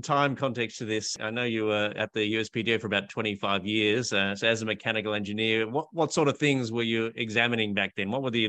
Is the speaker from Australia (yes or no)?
yes; Australia; I'm an Australian patent attorney and founder of BillTrader.